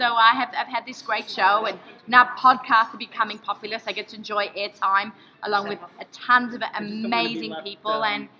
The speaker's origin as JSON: {"language": "English", "country": "Australia", "moved": "yes", "lives_now": "United States", "said": "I'm Australian, I live in America."}